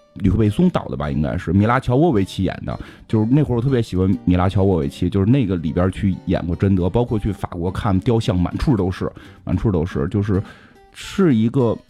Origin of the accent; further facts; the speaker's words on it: China; 我们是中国人